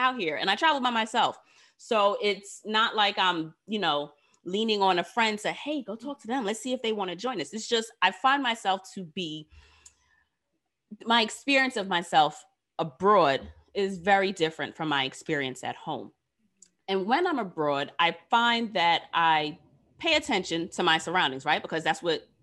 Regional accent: New York City, New York, United States; Queens is mine because I am from here

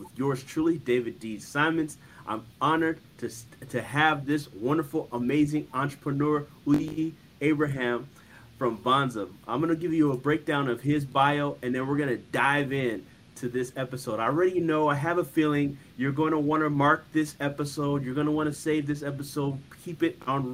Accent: Nigeria; moved away as an adult; now in United States; I was born and raised in Nigeria

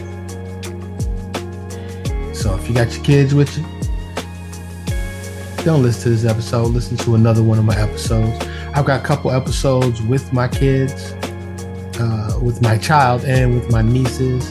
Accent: New York City, New York, United States; now in Dallas, United States; born and raised in New York City, but I live in Dallas, outside of Dallas now

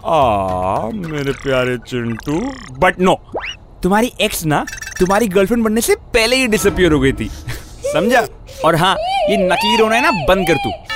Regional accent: India

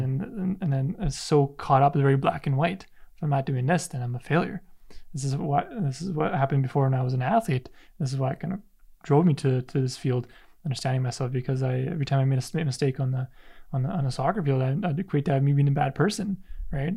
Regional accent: Canada; a son of immigrant parents as well, and it's like I had the identity crisis. Like, am I Polish? Am I Canadian? Am I when I'm when I'm there, I'm more Canadian. When I'm here, I'm more Polish.

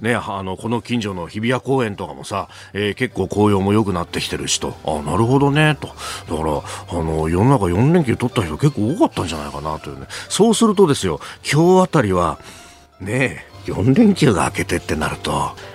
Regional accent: Yokosuka, Kanagawa, Japan; now in Tokyo, Japan; 私のふるさとの横須賀

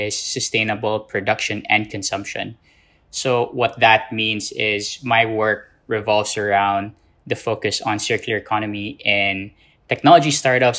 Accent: Philippines; I come from the Philippines, born and raised in the Philippines

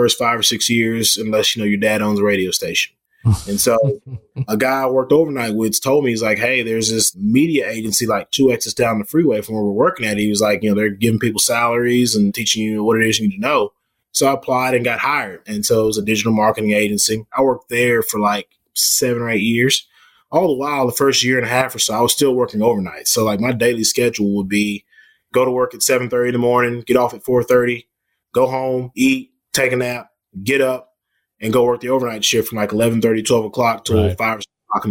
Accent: Dallas, Texas, United States; I'm born and raised. I'm born and raised Texan

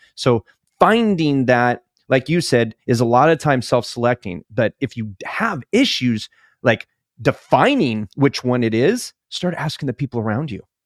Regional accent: California, United States; moved away; also born or lived in Alaska; I grew up in California

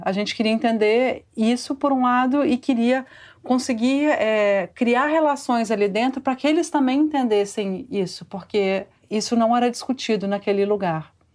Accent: Vitória, Espírito Santo, Brazil; moved away as an adult; also born or lived in São Paulo; eu cresci no Espírito Santo, eu cresci em Vitória

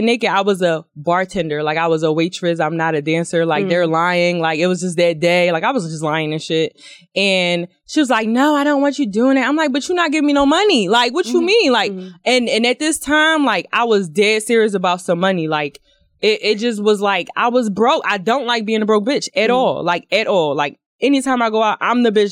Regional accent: Philadelphia, Pennsylvania, United States; I'm from Philly

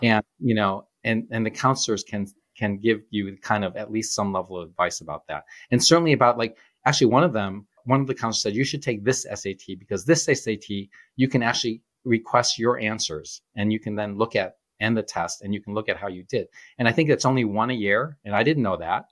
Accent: Shoreham, near Groves High School, Michigan, United States; I grew up on Shoreham

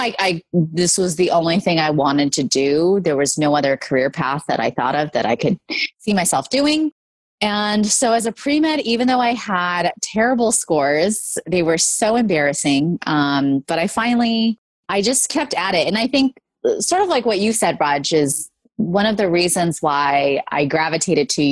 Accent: California, United States; I was born and raised in California, and my parents immigrated here from India and Pakistan

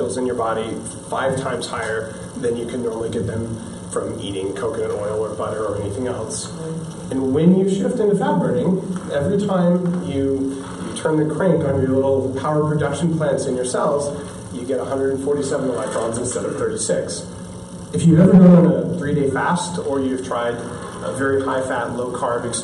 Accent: United States; also born or lived in California; I'm American

